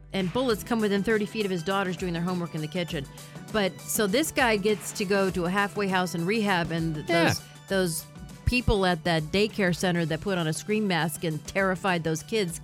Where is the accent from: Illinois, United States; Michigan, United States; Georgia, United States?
Michigan, United States; now in Palm Beach, United States; I'm from Michigan